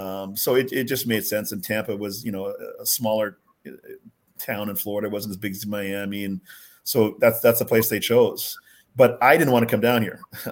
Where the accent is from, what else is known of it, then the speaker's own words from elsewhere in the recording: Jamaica; born there; also born or lived in Winnipeg / Minot, North Dakota; so my brother and sister were both born in Winnipeg, but I was born in Jamaica when my dad was down there doing some medical stuff.